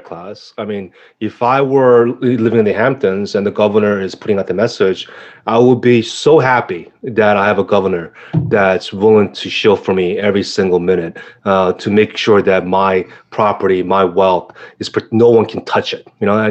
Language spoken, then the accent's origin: English; South Korea; now in New York, United States; South Korea, you know, my hometown, my homeland